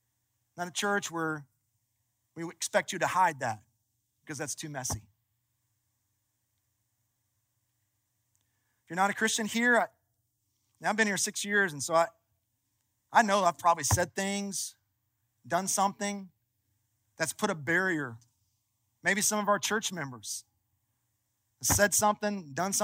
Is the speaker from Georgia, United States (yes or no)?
no; Kentucky, United States; I'm from Kentucky